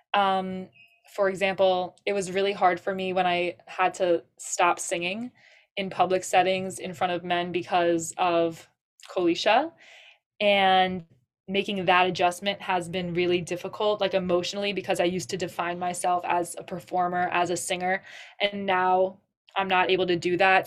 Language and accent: English; Suffolk County, Long Island, New York, United States; from Suffolk County, Long Island